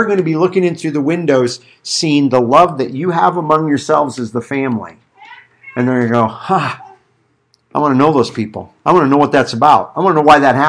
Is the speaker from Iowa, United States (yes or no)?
yes; Iowa, United States; I was growing up in Iowa